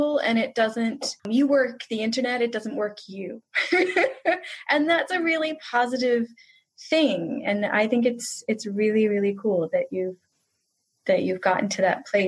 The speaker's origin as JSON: {"language": "English", "region": "New York", "country": "United States", "tie": "born or raised there", "also_born_or_lived": "Brooklyn", "lives_now": "Pennsylvania, United States", "said": "I was born in Brooklyn, and then my family moved to Long Island when I was 3. And then we moved to Pennsylvania when I was 8. So my formative years were in New York"}